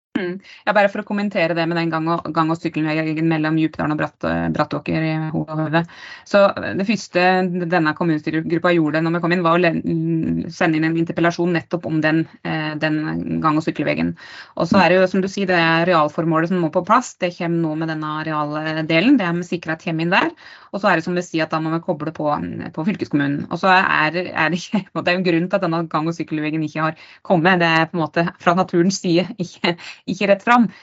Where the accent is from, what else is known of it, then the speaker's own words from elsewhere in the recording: Dagali, Buskerud, Norway; Født og oppvokst i Dagali i Hol kommune